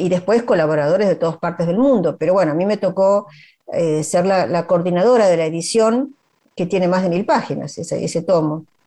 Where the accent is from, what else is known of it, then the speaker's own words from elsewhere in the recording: Argentina; also born or lived in Galicia; siempre se refieren a mí como gallego argentina